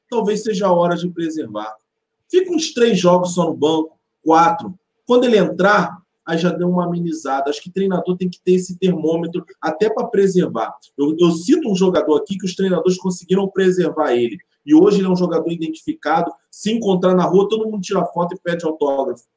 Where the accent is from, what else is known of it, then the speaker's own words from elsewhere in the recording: Nilópolis, Rio de Janeiro, Brazil; nasci e criado em Nilópolis